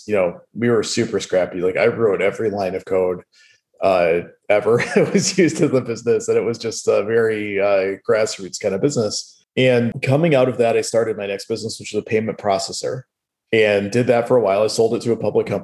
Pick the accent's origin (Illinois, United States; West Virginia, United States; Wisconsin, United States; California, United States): Wisconsin, United States; moved away; where I grew up in Wisconsin